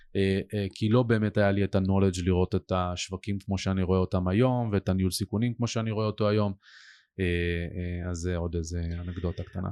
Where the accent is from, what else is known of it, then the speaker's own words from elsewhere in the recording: Ness Ziona, Central District, Israel; גדלתי את רוב שנותיי בנס ציונה